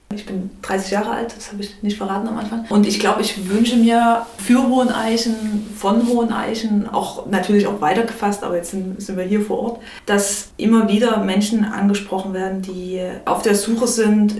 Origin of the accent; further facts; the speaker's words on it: Chemnitz, Saxony, Germany; now in Leipzig, Germany; bin in Chemnitz aufgewachsen und habe dann auch in Leipzig studiert